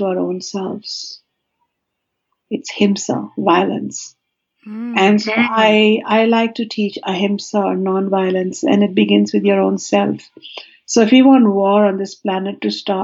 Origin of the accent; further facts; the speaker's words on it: India; now in California, United States; I come from India